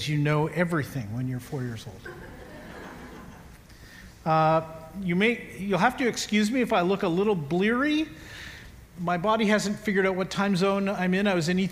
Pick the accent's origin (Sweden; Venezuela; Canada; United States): Canada; I'm a Canadian